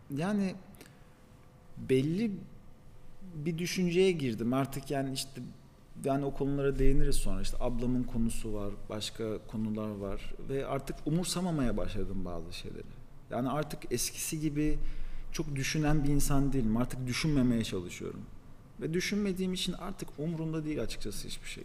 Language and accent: Turkish; Paris, Île-de-France, France; also born or lived in Istanbul, Turkey; now in Antalya, Turkey; ben mesela Paris'te doğdum. Fransızca da biliyorum.